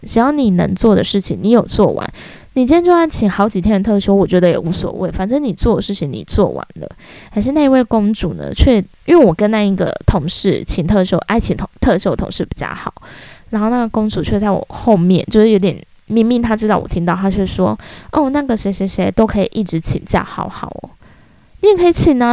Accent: Taiwan; 我觉得我们台湾人真的。要变更一个思想

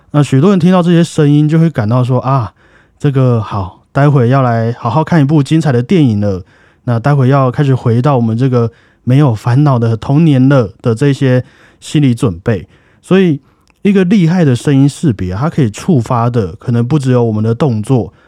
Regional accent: Taiwan; 我们台湾人

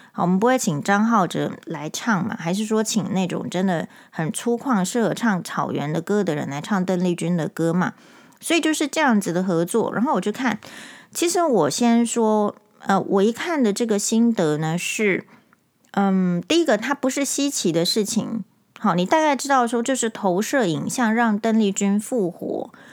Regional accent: Taiwan; 身为台湾人是与有荣焉的

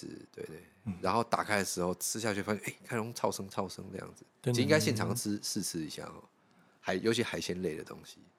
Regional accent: Penghu County, Taiwan; 我小时候在澎湖长大了

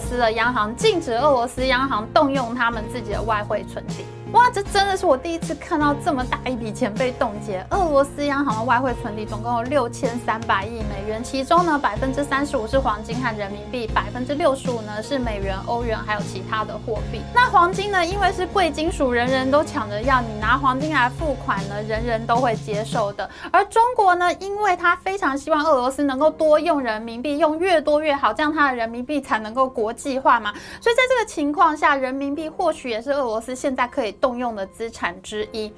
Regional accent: Taiwan; 我们台湾人

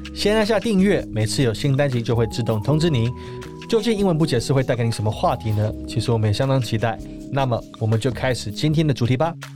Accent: Taiwan; 对我们台湾人而言

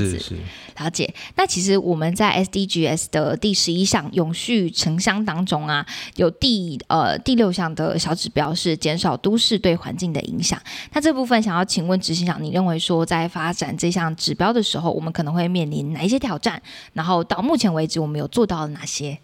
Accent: Taiwan; 我们台湾人

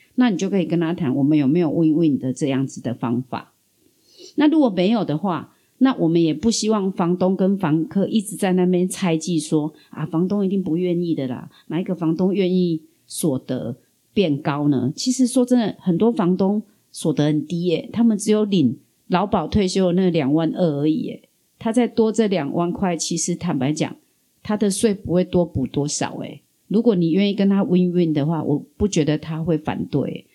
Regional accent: southern Taiwan, Taiwan; 我们南部人的乐天

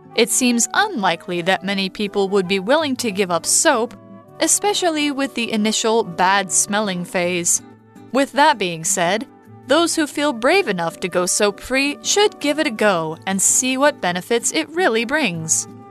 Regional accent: United States; now in Taiwan; in the US

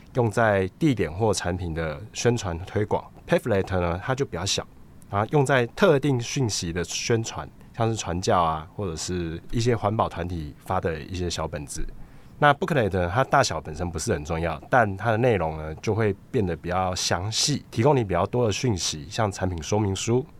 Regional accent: Taiwan; 我是台湾人

